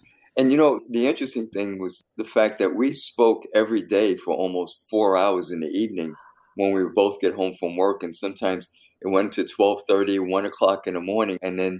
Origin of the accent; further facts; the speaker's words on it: New York City, New York, United States; I grew up in the South Bronx.